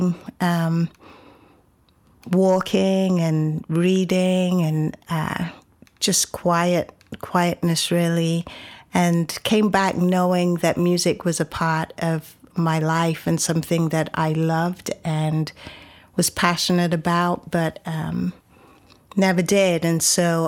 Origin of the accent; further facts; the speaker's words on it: Coventry, West Midlands, United Kingdom; moved away as an adult; also born or lived in Shetland Isles, Scotland; now in Austin, United States; I was born and raised in Coventry, which is 2 hours north of London, to Jamaican parents who came over to the UK when they were young